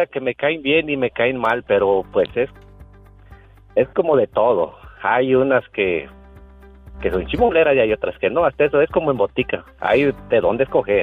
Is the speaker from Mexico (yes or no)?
yes; Patamba, Michoacán, Mexico; now in Nampa, United States; Soy de un pueblito de Michoacán, el cual se llama Patamba, Michoacán